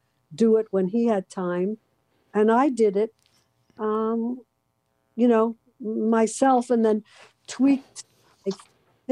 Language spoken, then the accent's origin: English; New York City, New York, United States; moved away as an adult; now in West Coast, United States; growing up in Brooklyn and living in New York so many years